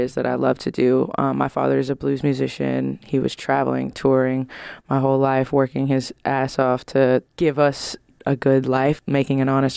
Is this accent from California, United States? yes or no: yes; San Francisco, California, United States; I'm from San Francisco, California